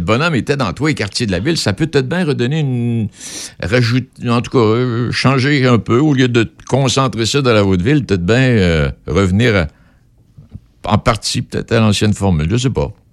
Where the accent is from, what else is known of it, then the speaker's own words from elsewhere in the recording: Pont-Rouge, Quebec, Canada; j'ai grandi à Pont-Rouge